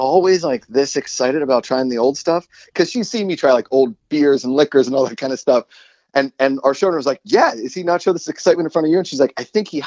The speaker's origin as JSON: {"language": "English", "town": "Pittsburgh", "region": "Pennsylvania", "country": "United States", "tie": "born or raised there", "said": "I grew up in Western Pennsylvania"}